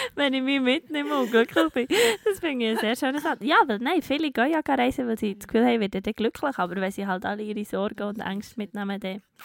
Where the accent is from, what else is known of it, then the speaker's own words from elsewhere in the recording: Bern, Switzerland; als Bernerin